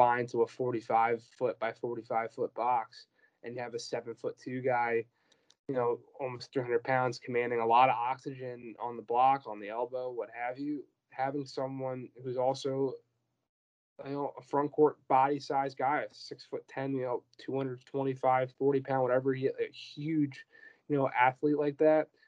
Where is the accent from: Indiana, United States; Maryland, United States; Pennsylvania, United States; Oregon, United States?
Pennsylvania, United States; Philadelphia; also born or lived in Boston; now in New York, United States; I'm from Philly